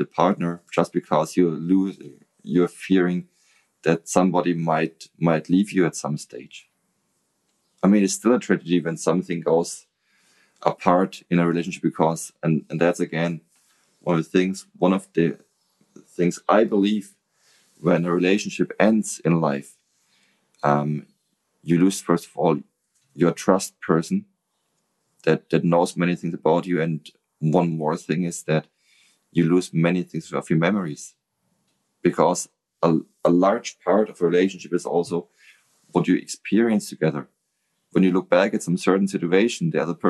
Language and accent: English; Nuremberg, Bavaria, Germany; English is a second language; I love Nuremberg. Mm. That's my hometown